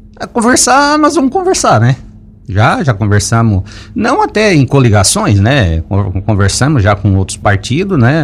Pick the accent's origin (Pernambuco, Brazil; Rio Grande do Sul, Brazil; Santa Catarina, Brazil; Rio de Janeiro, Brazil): Santa Catarina, Brazil; Lauro Müller; minha cidade, que eu nasci, me criei aqui, eu sou daqui de Lauro Miller